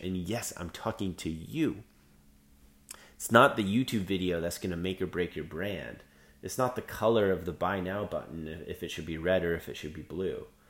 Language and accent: English; Canada; I'm Canadian